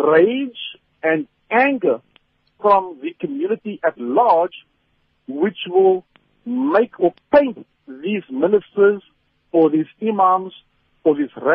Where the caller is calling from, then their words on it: Cape Town, Western Cape, South Africa; from Cape Town.